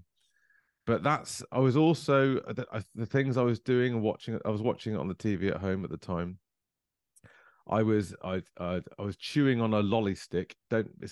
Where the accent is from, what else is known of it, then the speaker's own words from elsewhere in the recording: Coventry, West Midlands, United Kingdom; I was born in Coventry